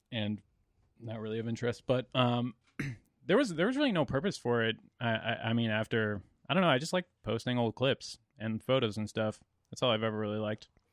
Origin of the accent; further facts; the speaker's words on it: Central Connecticut, United States; I'm from Central Connecticut